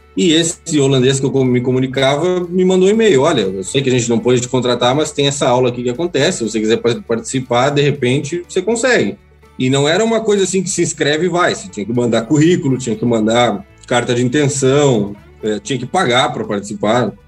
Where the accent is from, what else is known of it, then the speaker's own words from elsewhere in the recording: Brazil; sou do Brasil e, e, tipo, tô aqui, consegui vir para cá